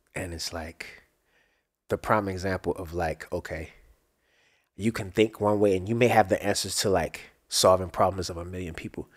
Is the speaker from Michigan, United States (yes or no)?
no; Baltimore, Maryland, United States; moved away; growing up in Baltimore, I was, I moved a lot, around a lot just in Baltimore